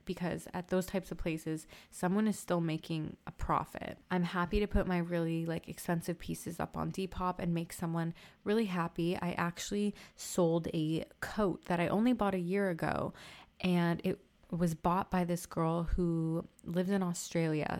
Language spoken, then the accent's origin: English; Toronto, Ontario, Canada; I'm from Toronto